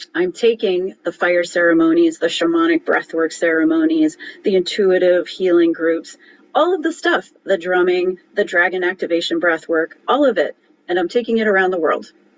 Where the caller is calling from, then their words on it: Cleveland, Ohio, United States; I'm calling in from Cleveland, Ohio